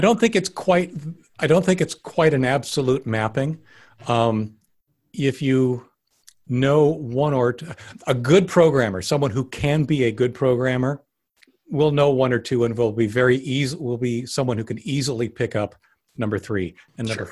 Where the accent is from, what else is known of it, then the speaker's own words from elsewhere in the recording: Canada; now in United States; I was actually born up in Canada, so I've got yeah. both both passports